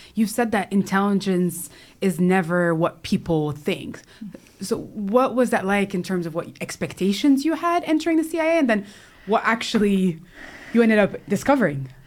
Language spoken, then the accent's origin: English; California, United States; I was born in California